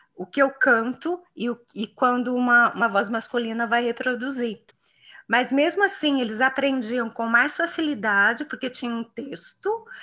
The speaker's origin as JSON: {"language": "Portuguese", "town": "São João da Boa Vista", "region": "São Paulo", "country": "Brazil", "tie": "born or raised there", "moved": "yes", "lives_now": "Campinas, Brazil", "said": "lá na minha cidade natal, que é São João da Boa Vista"}